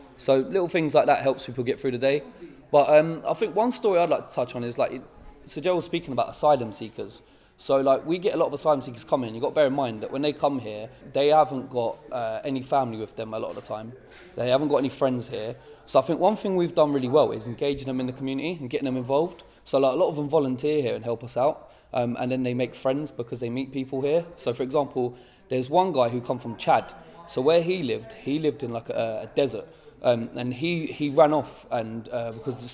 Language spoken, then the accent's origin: English; Houghton Regis, East of England, United Kingdom; I grew up in Houghton Regis